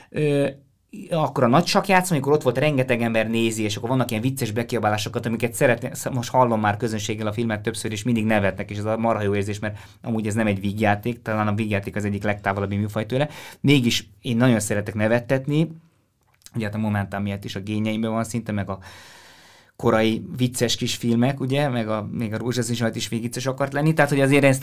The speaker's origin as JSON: {"language": "Hungarian", "town": "Strasbourg", "region": "Grand Est", "country": "France", "tie": "born there", "said": "Én, én a francia kultúrából jöttem először, tehát Strasbourgban is születtem, meg az volt az első idegennyelv, amit jobban beszéltem"}